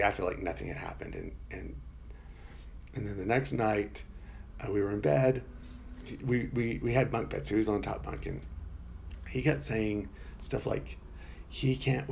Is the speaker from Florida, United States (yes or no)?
yes; Florida, United States; I'm from Florida